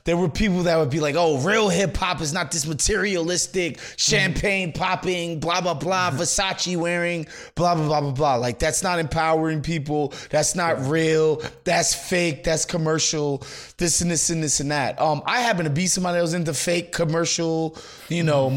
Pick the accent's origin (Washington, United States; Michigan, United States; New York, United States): New York, United States; New York City; growing up in New York City